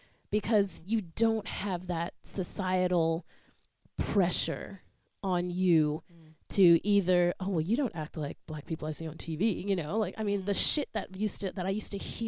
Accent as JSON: {"language": "English", "country": "United States", "moved": "yes", "lives_now": "Australia", "said": "I'm American"}